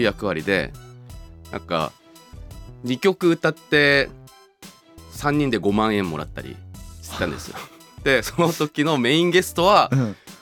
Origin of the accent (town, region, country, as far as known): Seoul, South Korea; born or raised there; moved away